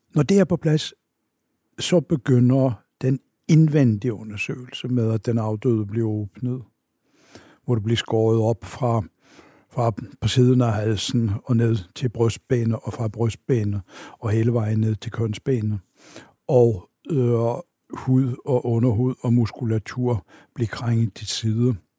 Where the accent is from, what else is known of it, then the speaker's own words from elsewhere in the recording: Oslo, Norway; Danish is a second language; moved away as an adult; now in Denmark; jeg er født og vokset op i Oslo